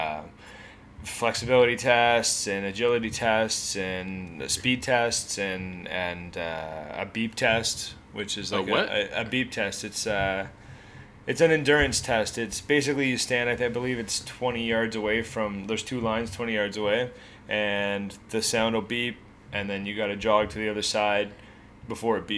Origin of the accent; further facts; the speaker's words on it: Hamilton, Ontario, Canada; I'm from Hamilton, Ontario